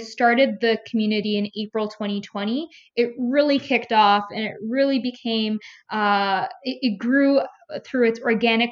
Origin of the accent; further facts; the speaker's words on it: Toronto, Ontario, Canada; I grew up in Toronto, Ontario, in a mixed racial community